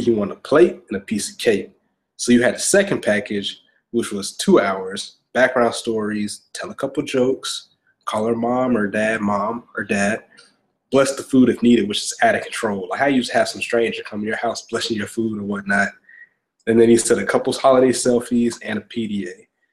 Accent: Augusta, Georgia, United States; I grew up in Augusta, Georgia

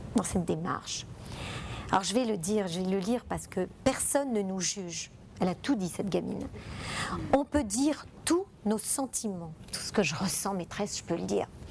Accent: Italy; now in France; moi je viens d'Italie

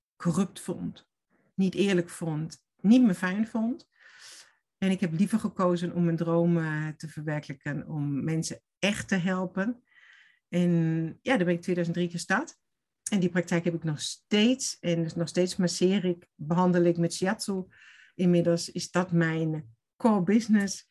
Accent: Stuttgart, Baden-Württemberg, Germany; Dutch is a second language; moved away as an adult; also born or lived in Oberstdorf / Veendam; now in Netherlands; ik kom uit Duitsland, ben geboren in Stuttgart. En ik heb gewoond ook in Stuttgart lang en in de bergen

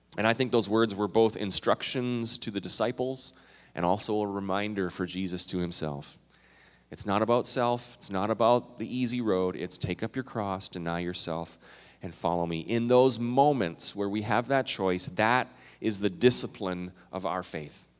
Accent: Minnesota, United States; also born or lived in Canada; I'm Minnesotan and Canadian

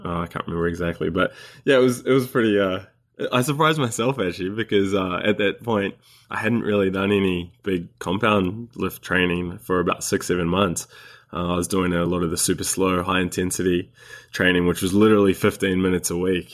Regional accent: New Zealand; moved away as an adult; also born or lived in Sydney, Australia; I'm a Kiwi, a New Zealander. I was born in New Zealand and spent, uh, twenty-odd years here

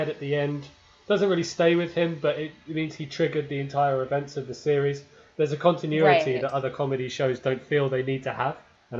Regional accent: Isle of Wight, South East England, United Kingdom; moved away as an adult; I'm from the Isle of Wight in the south, which is very rural. It's basically Hobbiton.

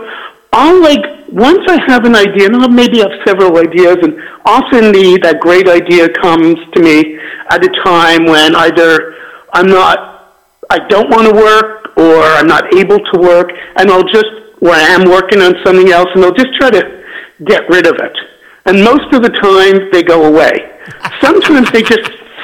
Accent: Montreal, Quebec, Canada; now in Southern California, United States; I'm originally from Montreal

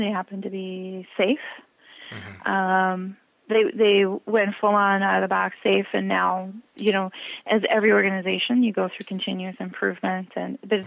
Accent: Midwest, United States; I'm from the Midwest, so guys is male and female

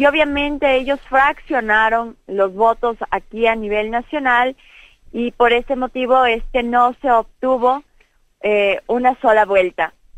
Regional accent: Ecuador; nosotros como pueblo ecuatoriano

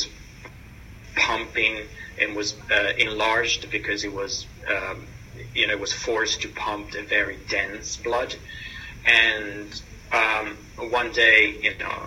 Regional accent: Italy; moved away as an adult; also born or lived in New York, United States; now in London, United Kingdom; I was born and raised in Italy, moved to New York for an exchange program where I lived for 18 and a half years, and then moved for personal reason here to London from the United States.

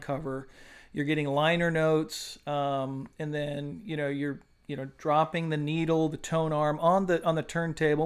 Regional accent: Oahu, Hawaii, United States; moved away as an adult; now in Beaufort, United States; I'm originally from Hawaii.

